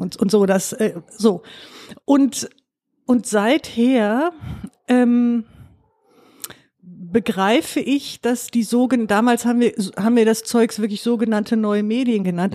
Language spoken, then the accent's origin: German; Duisburg, North Rhine-Westphalia, Germany; ich bin Duisburgerin, bin im Süden allerdings groß geworden